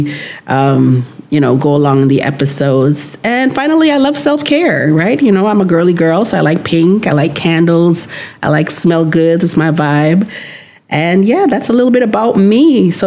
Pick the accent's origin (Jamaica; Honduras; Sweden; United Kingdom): Jamaica; moved away as an adult; also born or lived in United States; now in Canada; I am Jamaican